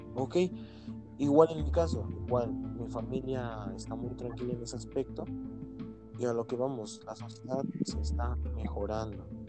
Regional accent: Mexico; como nosotros como mexicanos

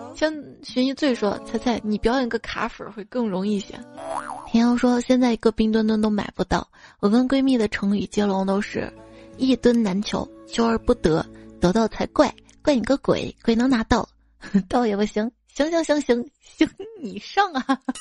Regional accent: Northwest China, China; 那我是西北人

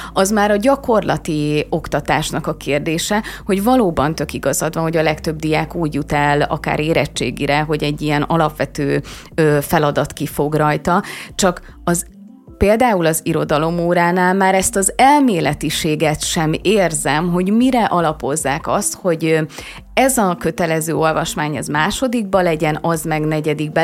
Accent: Hungary; mint magyar állampolgár

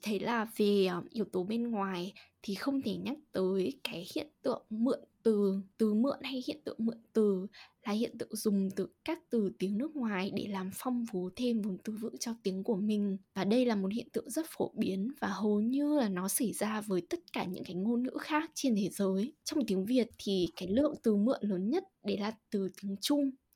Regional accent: Hà Tĩnh, Vietnam; accent: Central Vietnamese (Ha Tinh); first language Vietnamese; moved away; chị sinh ra và lớn lên ở Hà Tĩnh

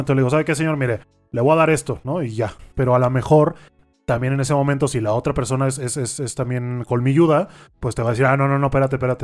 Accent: Mexico; como mexicano

